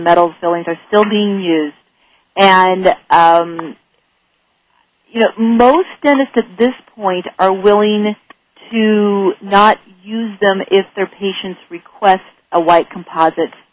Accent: San Francisco Bay Area, California, United States; I'm from the Bay Area of San Francisco

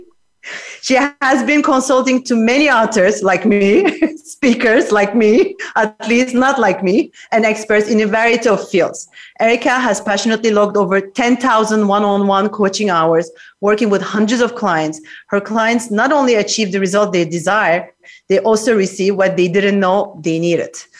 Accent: Geneva, Switzerland; now in New York, United States; I'm live from Geneva, Switzerland, my hometown.

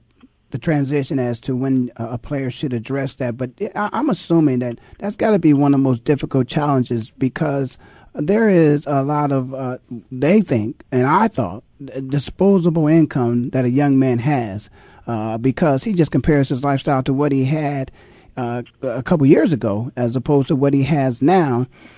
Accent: Ohio, United States; Rockman was actually, I'm from Ohio.

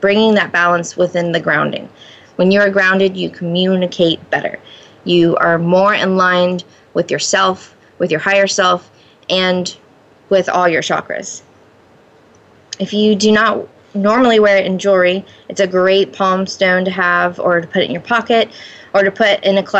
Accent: Florida, United States; moved away; Both my husband and I grew up in Florida

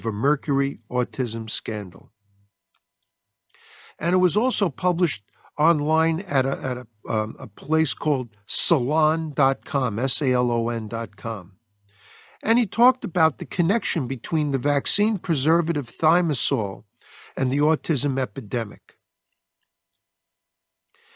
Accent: United States; I love being an American

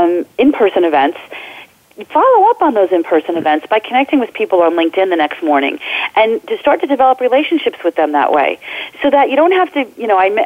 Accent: New Jersey, United States; I am a Jersey girl, born and bred in New Jersey

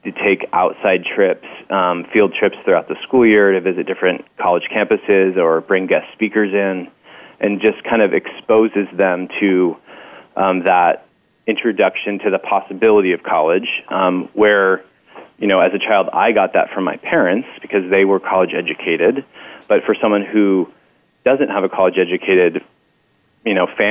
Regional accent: Marin County, Northern California, United States; also born or lived in Salem, Oregon / Irvine, California; I grew up in Marin County in Northern California

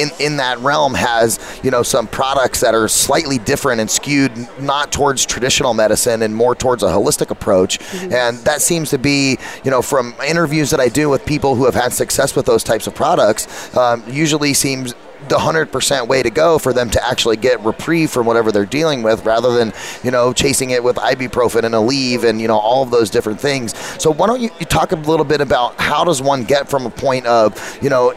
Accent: Arizona, United States; I'm from Arizona

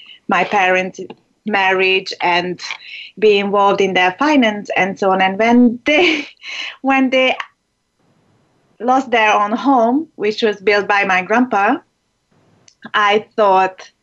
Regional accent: Hungary; English is a second language; moved away; I was born in Hungary, and that's where I lived for like half of my life

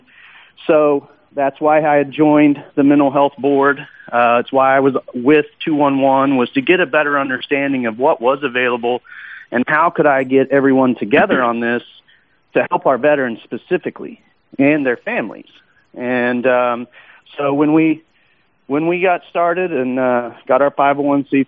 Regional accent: Woodward, Oklahoma, United States; That's my hometown

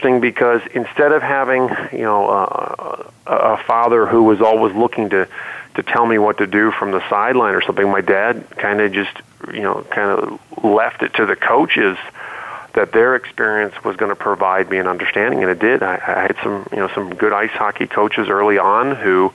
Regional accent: Cleveland, Ohio, United States; born or raised there; also born or lived in Dublin, Ireland

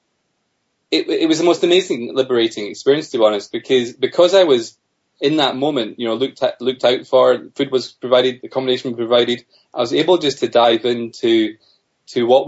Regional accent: Scotland, United Kingdom; also born or lived in Australia; Although I'm from Scotland originally

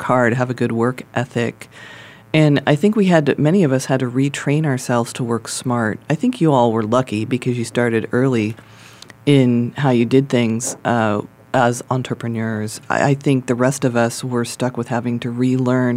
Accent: California, United States; when I was raised in California, we had early computers

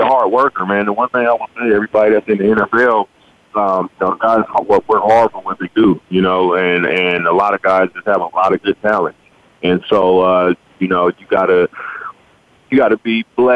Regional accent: California, United States; also born or lived in Colorado / Denver; From California, but I played at Colorado State

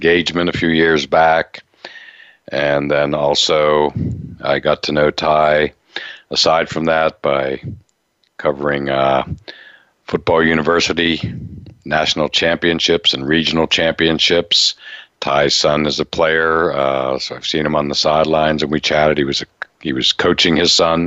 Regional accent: Altoona, Pennsylvania, United States; the life that I grew up with in Altoona, Pennsylvania

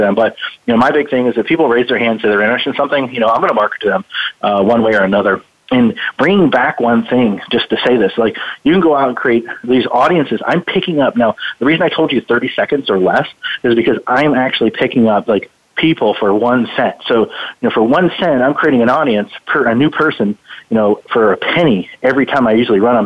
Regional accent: Youngstown, Ohio, United States; moved away; I was born in Ohio, in Youngstown, Ohio, down the stick or the Rust Belt, I guess we call it. That's where I was born

